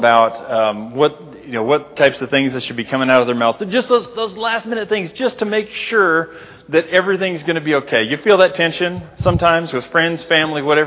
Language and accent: English; Libby, Montana, United States; moved away; up in Libby, my hometown